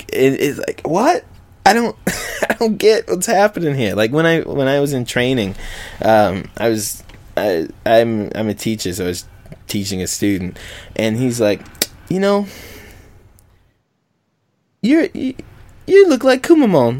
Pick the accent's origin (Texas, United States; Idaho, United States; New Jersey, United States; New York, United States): Texas, United States; now in Japan; we're from Texas